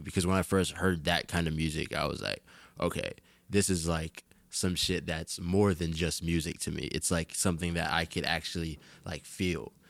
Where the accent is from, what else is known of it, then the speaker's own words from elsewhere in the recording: Jersey City, New Jersey, United States; I am from Jersey City